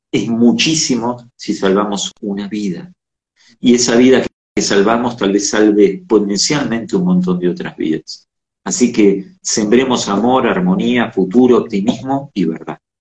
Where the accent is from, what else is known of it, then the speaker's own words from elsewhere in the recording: Argentina; Somos América, somos Argentina